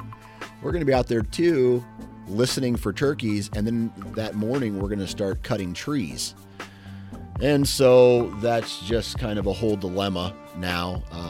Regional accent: Midwest, United States; When I think of tradition, of course, I'm from the Midwest, so I'm a little bit biased here in this answer.

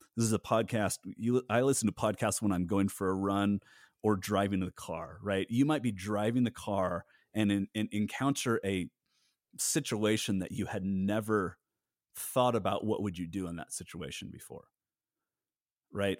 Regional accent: Southern California, United States; I grew up in Southern California in a really, really large church

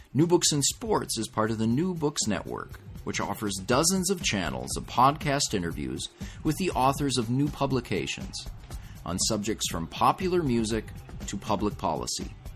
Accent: United States; as an American

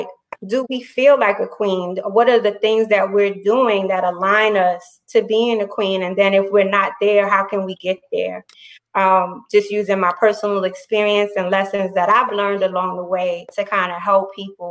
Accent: New York City, New York, United States; now in Virginia, United States; I am from the Bronx originally. I'm now living in Virginia. I grew up during the middle of all that was happening in hip hop.

